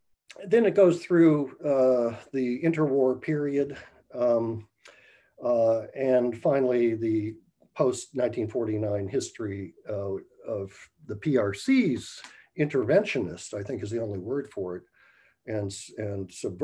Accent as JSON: {"language": "English", "country": "United States", "said": "as an American"}